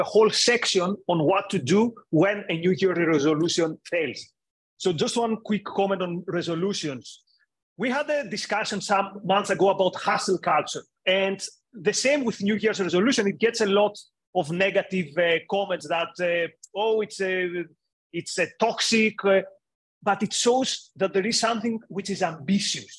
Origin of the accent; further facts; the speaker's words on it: Greece; moved away as an adult; also born or lived in United Kingdom; I grew up in Greece, and then I lived for years in the UK